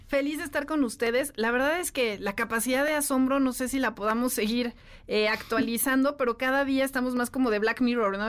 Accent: Mexico

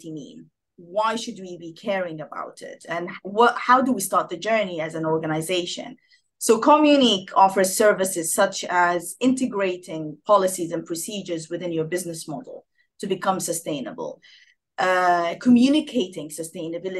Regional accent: Sudan; moved away as an adult; also born or lived in Geneva, Switzerland / Egypt / Washington, United States; now in United Kingdom; I'm originally from Sudan. I landed in the UK in 2009 with my British husband.

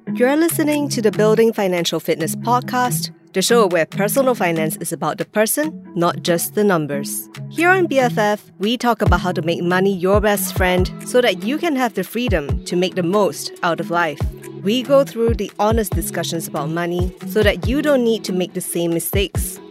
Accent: Singapore

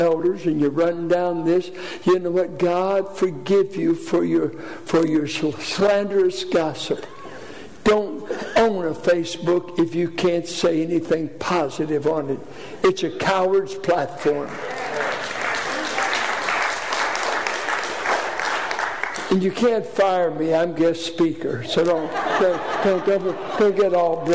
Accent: Richmond, Virginia, United States; born or raised there

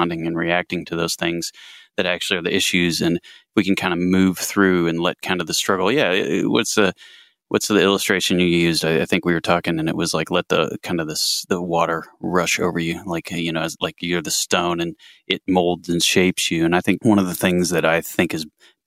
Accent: Muncie, Indiana, United States; accent: Muncie mumble; I'm from Muncie, Indiana

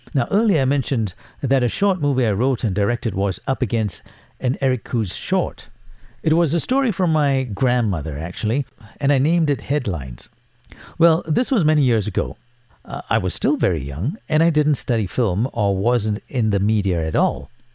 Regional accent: Singapore; Singapore blood runs through my veins as I was born in Singapore.

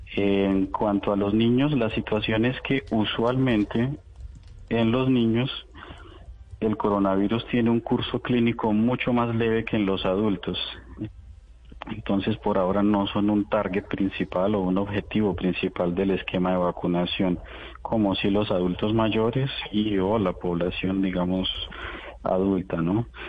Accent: Colombia; now in Moscow, Russia; yo pues soy tan colombiano como ustedes

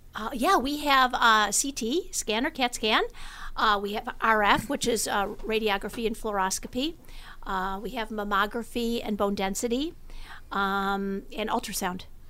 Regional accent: Amherst, New York, United States; moved away as an adult; also born or lived in Los Angeles; I went to Amherst High School and decided that, um, I was gonna come home and open up the first open M R I in Western New York, right down the street from where I grew up

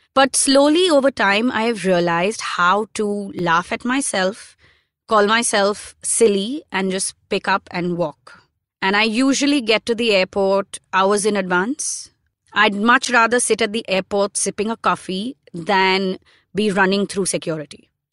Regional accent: India; being Indian passport holders

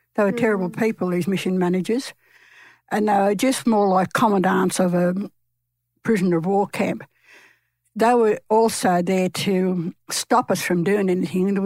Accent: Wiradjuri country, New South Wales, Australia; I'm from Wiradjuri country

